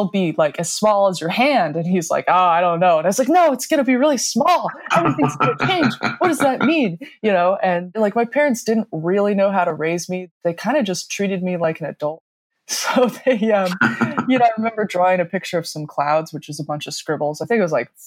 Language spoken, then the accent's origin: English; Denver, Colorado, United States; I grew up in Denver, Colorado, kind of in the suburbs